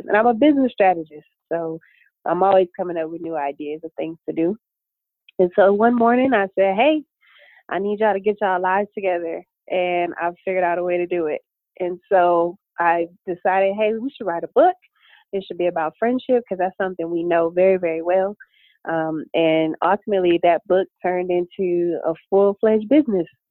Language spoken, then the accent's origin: English; Detroit, Michigan, United States; now in Phoenix, United States; I am originally from Detroit, Michigan, but I live in sunny Phoenix, Arizona